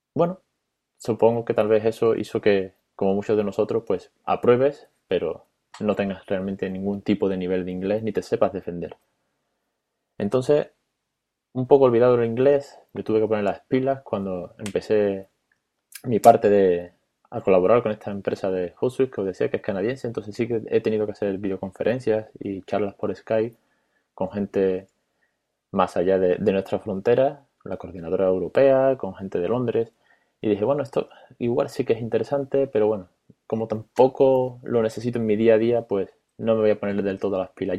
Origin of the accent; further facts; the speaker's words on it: Spain; no soy bilingüe y tal vez mi inglés es medio, como el de todos los españoles